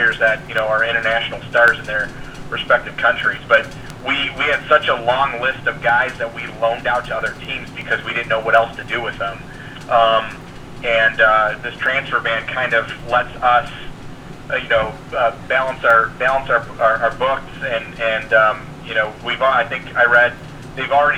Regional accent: United States; being American

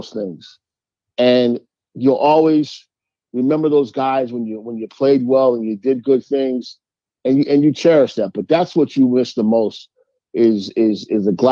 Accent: New York, United States; my hometown

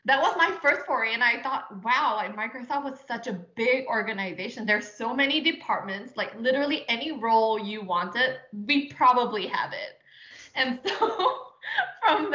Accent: Singapore; moved away as an adult; I was born and raised in Singapore.

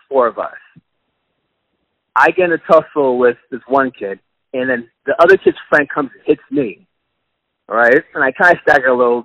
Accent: Boston, Massachusetts, United States; now in Washington, D.C., United States; I was born and raised in Roxbury, Massachusetts, which is probably the poorest part of Boston.

